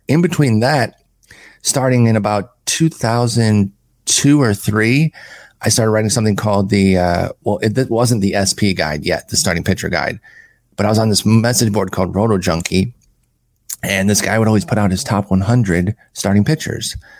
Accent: Allen Park, Michigan, United States; moved away; also born or lived in Harlingen, Texas; Grew up in Allen Park, Michigan, which is actually on the map now because that's where the Lions train.

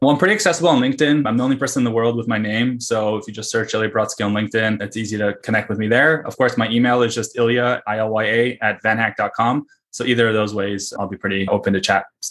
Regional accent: Russia; moved away; I was born in the Soviet Union and Russia

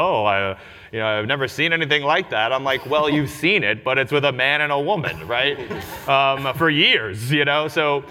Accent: New York City, New York, United States; I grew up in New York City, was born in Forest Hills

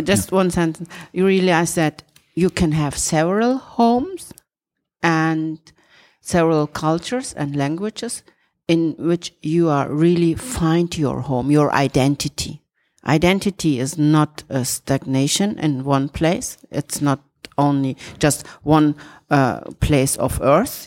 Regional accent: Turkey; moved away; I'm coming from Turkey

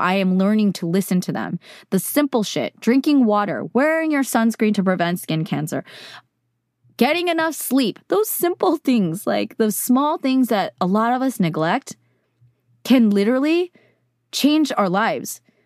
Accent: Silicon Valley, California, United States; I grew up in California, in Silicon Valley

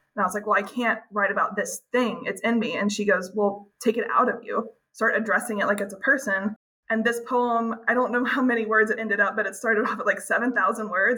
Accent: Birmingham, Alabama, United States; moved away as an adult; also born or lived in West Coast; I'm from Alabama originally, so I, I was very far from home, far from my family

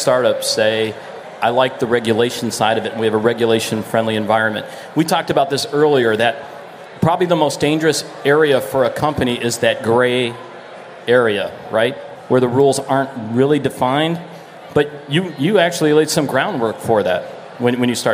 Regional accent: Florida, United States; I'm from Florida

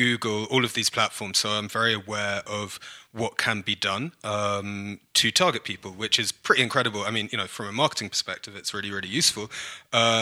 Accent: London, United Kingdom; accent: Cockney; moved away as an adult; now in Canada; I am originally from London in the UK. I've been coming back and forth to Canada since 2011. So kind of a hybrid now, but I am a born and bred Brit, in fact, a Cockney

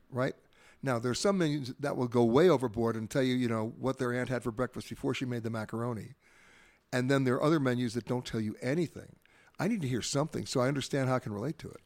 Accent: New York, United States; I grew up in New York

